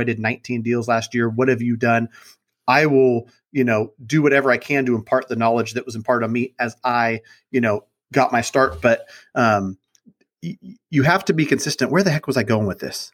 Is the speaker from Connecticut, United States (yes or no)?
no; Sacramento, California, United States; I grew up in Sacramento, born and raised over by Sac State in College Glen. I've been there my whole life